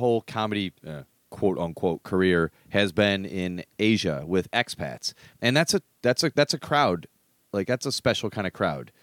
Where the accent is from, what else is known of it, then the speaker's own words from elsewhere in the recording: United States; moved away as an adult; also born or lived in Hong Kong; I'm American